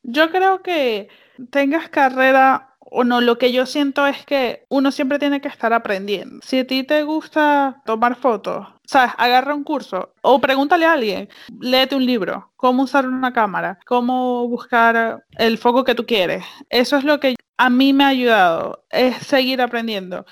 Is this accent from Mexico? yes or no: no; Venezuela; moved away; en Venezuela nosotros comíamos empanadas